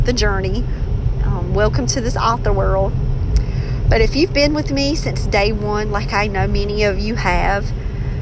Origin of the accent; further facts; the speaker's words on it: Maxton, North Carolina, United States; accent: country slang unique to Maxton, North Carolina; my accent, holding on to that country slang that is unique to Maxton, North Carolina